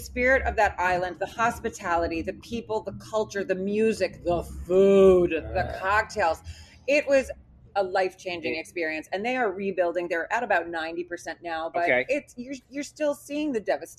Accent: Milford, Massachusetts, United States; moved away as an adult; also born or lived in Miami; now in Los Angeles, United States; I grew up in Milford, Massachusetts

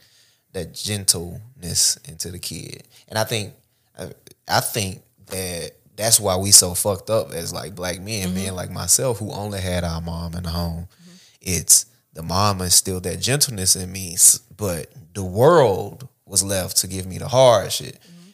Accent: Oak Hill, Tennessee, United States; Because I'm from Oak Hill, so, you know, that's the country of the country, like, out of city limits of the country.

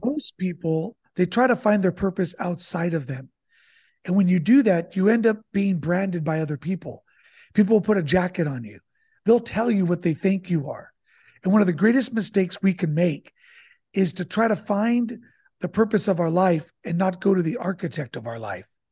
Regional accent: Santa Barbara, California, United States; now in San Diego, United States; I'm, uh, originally born in Santa Barbara, California, and I grew up with immigrant parents

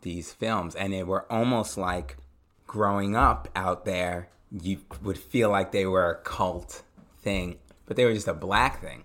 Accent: Long Island, Suffolk County, New York, United States; I grew up out in Long Island, Suffolk County

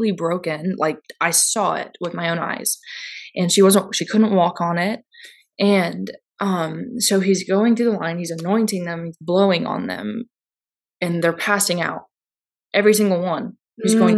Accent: Georgia, United States; We're not from there. We're from Georgia

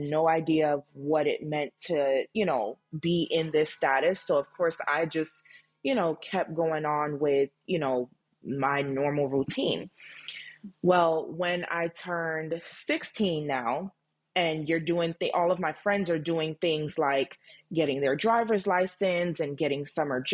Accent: United States; born or raised there; also born or lived in Jamaica

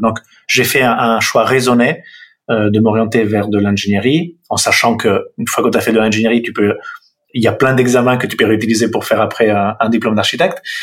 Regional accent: Milan, Lombardy, Italy; accent: Italian; French is a second language; moved away as an adult; now in France; Le nom et l'accent euh, révèlent une, origine italienne. Donc, je suis né à Milan en 71

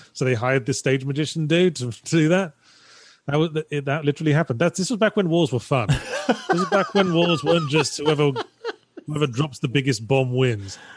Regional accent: United Kingdom; I'm British.

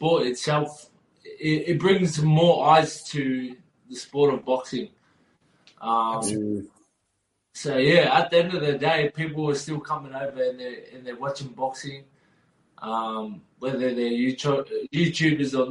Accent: Australia; I was born and raised in Australia

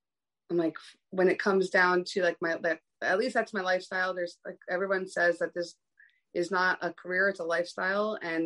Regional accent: East Coast, United States; now in West Coast, United States

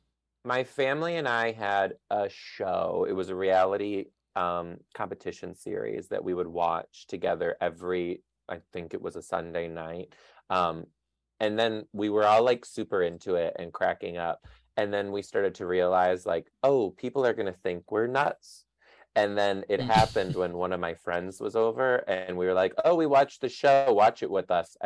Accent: Detroit, Michigan, United States; I grew up in Detroit, Michigan

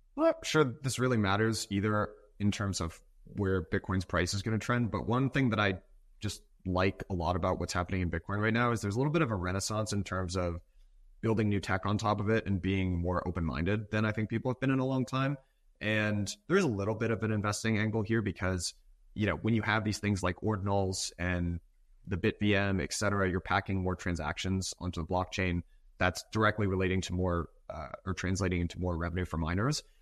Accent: Massachusetts, United States; I grew up in Massachusetts.

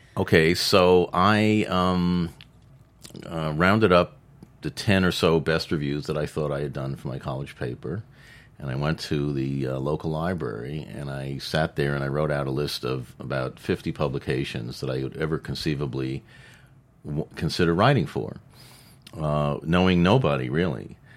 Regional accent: New York, United States; I grew up in New York

